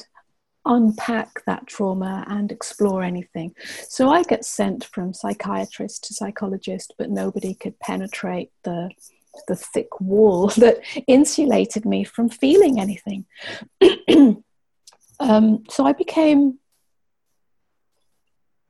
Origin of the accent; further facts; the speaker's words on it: England, United Kingdom; also born or lived in Cyprus; I lived on a small island in the Mediterranean for a couple of years, even though I was brought up in England